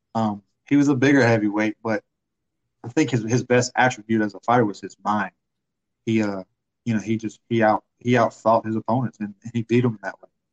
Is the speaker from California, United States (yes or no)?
no; Pensacola, Florida, United States; I'm from Pensacola